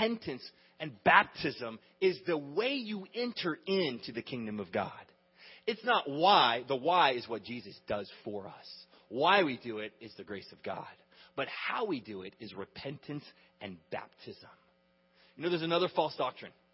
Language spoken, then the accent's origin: English; United States; we grew up in America